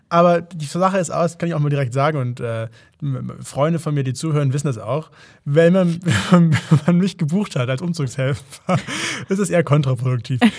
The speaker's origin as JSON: {"language": "German", "region": "Hamburg", "country": "Germany", "tie": "born or raised there", "said": "also wie bei mir in Hamburg. Finde, ja, ja. Gebürtiger Hamburger Jung."}